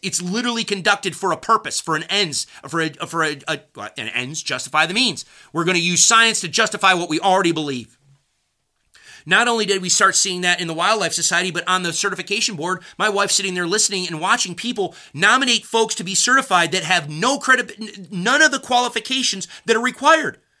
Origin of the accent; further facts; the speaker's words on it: United States; I'm an American who believes in the Constitution.